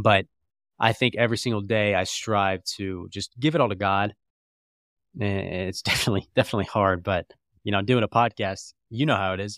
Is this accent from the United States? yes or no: yes; Jacksonville, Florida, United States; moved away as an adult; also born or lived in Atlanta / Lookout Mountain, Georgia; now in Indianapolis, United States; grew up there till I was eighteen.